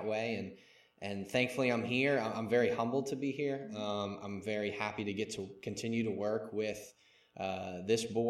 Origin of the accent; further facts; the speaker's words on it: Mandeville, Louisiana, United States; I'm from Mandeville, Louisiana. Born and raised there